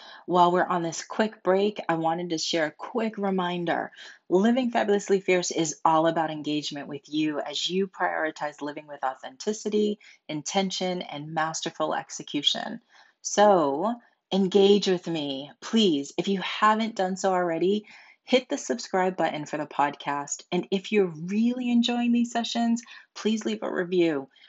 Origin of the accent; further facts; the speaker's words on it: Boston, Massachusetts, United States; now in California, United States; And I don't know that you knew this, but I'm also from Boston.